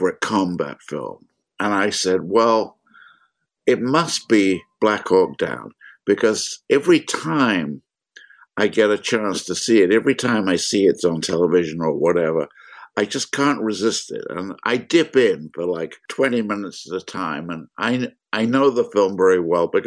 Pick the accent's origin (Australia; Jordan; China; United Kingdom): United Kingdom; London; now in United States; I grew up in London while it was being bombed